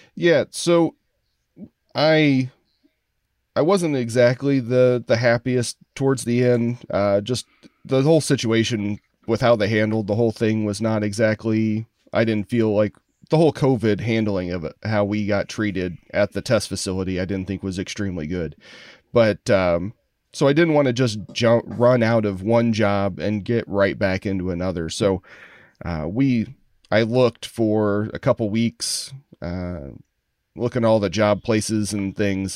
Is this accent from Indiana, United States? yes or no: yes; Columbus, Indiana, United States; moved away as an adult; also born or lived in Chicago area, Illinois; now in Chicago, United States; grew up in Columbus, Indiana.